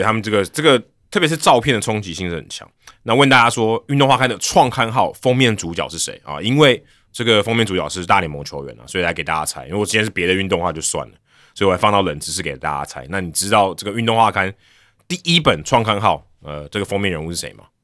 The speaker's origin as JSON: {"language": "Chinese", "region": "Hsinchu", "country": "Taiwan", "tie": "born or raised there", "also_born_or_lived": "Taipei", "moved": "yes", "said": "小时候在新竹比较冷"}